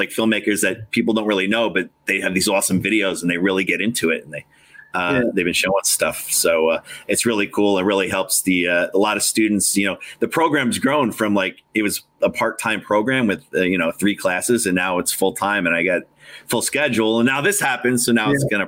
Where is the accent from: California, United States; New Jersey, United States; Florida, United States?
New Jersey, United States; also born or lived in Long Island, New York; I was originally from Long Island, and then, you know, New Jersey since third grade